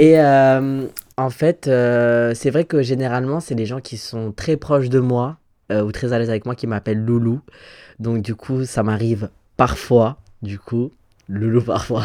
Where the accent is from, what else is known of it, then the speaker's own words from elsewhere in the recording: Valmont, Grand Est, France; j'ai grandi euh, à Valmont, dans, en Moselle